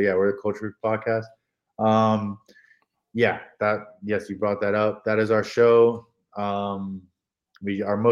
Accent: Hong Kong; I'm from Hong Kong, so I'm a minority

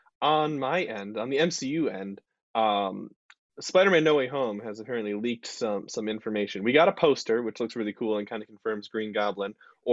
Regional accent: Canada; like being Canadian. You know, that's a power.

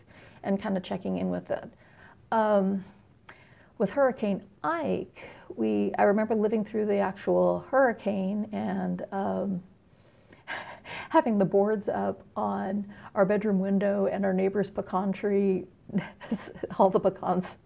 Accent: San Jose, California, United States; now in Houston, United States; I'm originally from Northern California. I grew up in San Jose

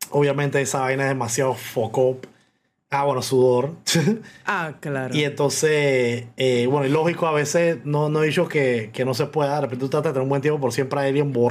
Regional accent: Panama; panameño en muchas vainas, pero en las vainas, entre comillas, populares del panameño soy muy mal panameño

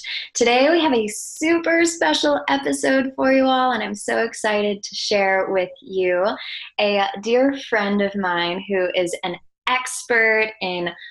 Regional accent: New York, United States; I'm from New York

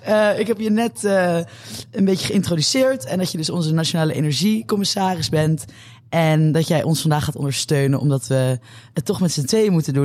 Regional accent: Netherlands; als Nederlanders zijn we

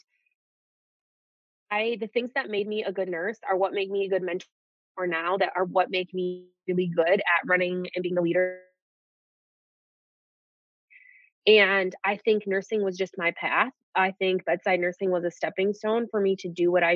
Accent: Detroit, Michigan, United States; moved away as an adult; also born or lived in Colorado; I'm from Detroit

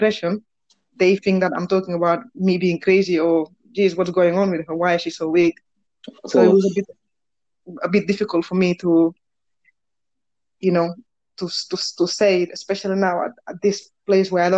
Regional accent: Barcelona, Catalonia, Spain; English is a second language; moved away; As you might know from this horrible accent that I have, is, well, I was born in Spain, in Barcelona.

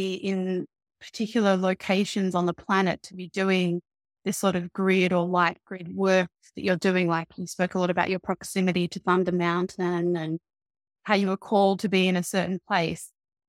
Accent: Australia; because obviously I'm Australian and not Welsh, and I've lived all over the place

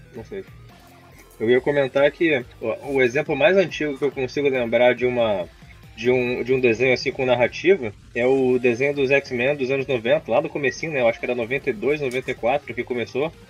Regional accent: Rio de Janeiro, Brazil; Eu, como carioca

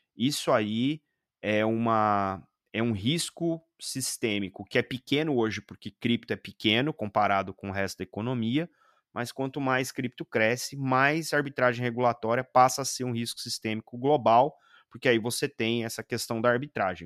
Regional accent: Brazil; enquanto brasileiros

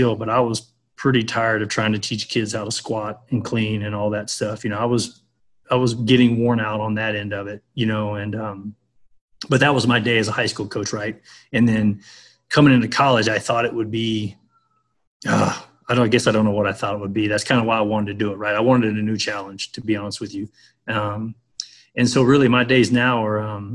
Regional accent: Lufkin, Texas, United States; moved away as an adult; now in Kansas, United States; I grew up in multiple trailer parks in East Texas in the same trailer, but everything worked out just fine. So that was basically all the way through high school. And then I came to Kansas. I grew up outside of Luskin, Texas

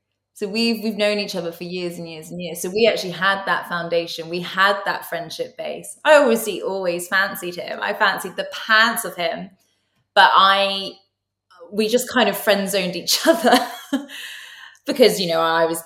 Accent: Somerset, South West England, United Kingdom; now in London, United Kingdom; I'm from Somerset originally.

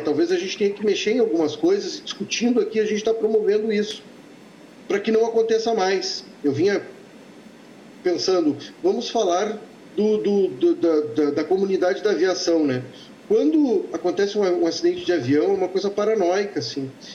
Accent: Santa Maria, Rio Grande do Sul, Brazil; moved away as an adult; eu sou um filho de Santa Maria. Eh, não, não nasci em Santa Maria, mas eu morei lá dos meus 11 anos até os meus 19.

